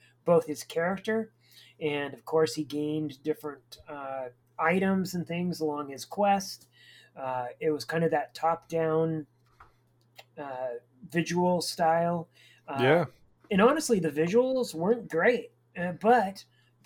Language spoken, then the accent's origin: English; United States; as an American